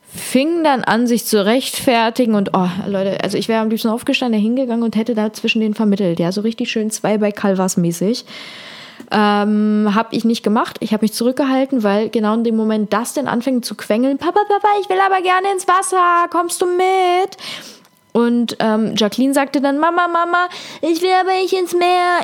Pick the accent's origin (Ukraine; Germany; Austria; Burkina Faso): Ukraine; moved away; Ich bin ja aus der Ukraine, das heißt, ich spreche Russisch